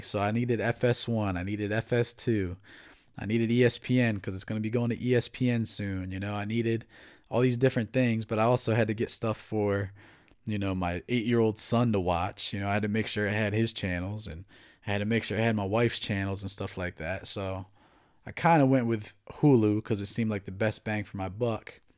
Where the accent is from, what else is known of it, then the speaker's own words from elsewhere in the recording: New Jersey, United States; also born or lived in Atlantic City, New Jersey; now in Maryland, United States; I'm from New Jersey